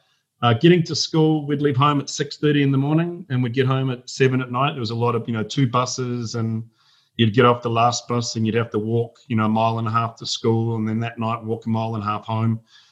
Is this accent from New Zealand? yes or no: yes; Huapai, Auckland, New Zealand; moved away; But I grew up in rural New Zealand. I'm not Australian.